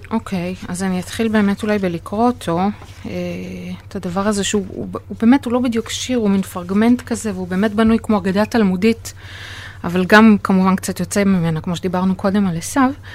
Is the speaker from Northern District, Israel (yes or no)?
yes; Safed, Northern District, Israel; נולדתי וגדלתי בצפת